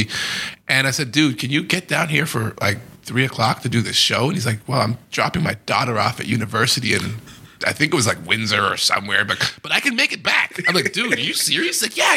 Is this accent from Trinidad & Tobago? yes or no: yes; Trinidad & Tobago; also born or lived in New York City; now in Toronto, Canada; I was born in Trinidad and Tobago.